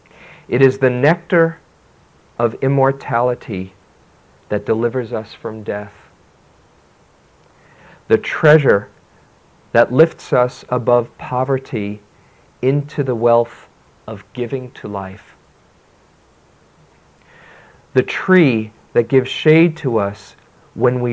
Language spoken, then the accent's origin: English; New York City, New York, United States; when I was a kid growing up in New York City